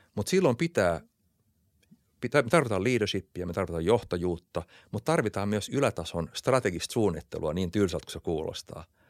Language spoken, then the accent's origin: Finnish; Finland; born or raised there